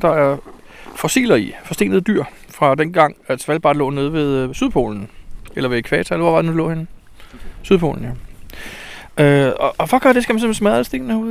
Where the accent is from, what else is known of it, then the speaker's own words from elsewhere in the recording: Denmark; hjemme i Danmark